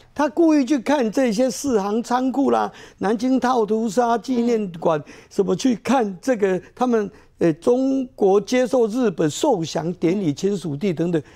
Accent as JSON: {"language": "Chinese", "country": "Taiwan", "said": "我们台湾当时是被割舍掉，那被迫送到人家的嘴巴里，结果我们台湾人展现的我们台湾自己的志气"}